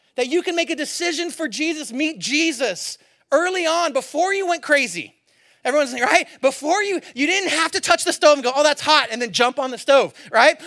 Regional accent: Antioch, California, United States; I grew up in Antioch, California, East Bay.

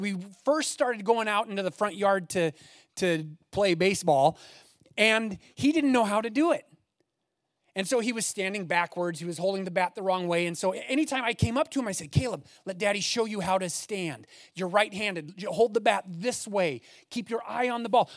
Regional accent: Eugene, Oregon, United States; I grew up in the Eugene area

